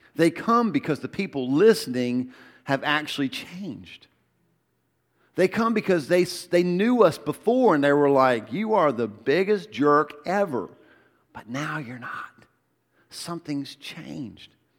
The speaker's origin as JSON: {"language": "English", "town": "Albemarle", "region": "North Carolina", "country": "United States", "said": "I'm from Albemarle."}